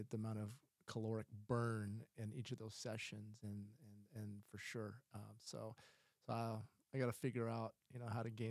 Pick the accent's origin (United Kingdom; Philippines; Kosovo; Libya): Philippines; you know, I'm I'm Filipino, and so we we enjoy the uh, white rice